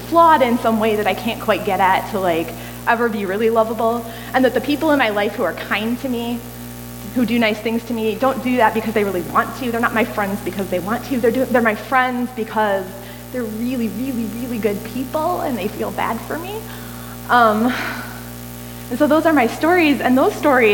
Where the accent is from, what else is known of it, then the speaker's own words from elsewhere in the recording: United States; I'm American